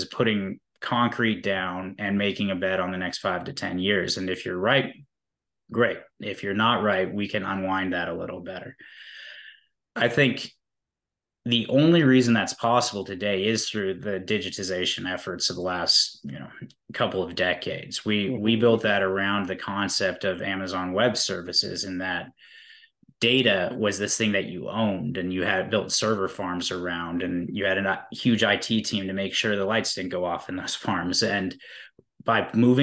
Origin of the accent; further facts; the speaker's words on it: Eugene, Oregon, United States; I grew up in Eugene, Oregon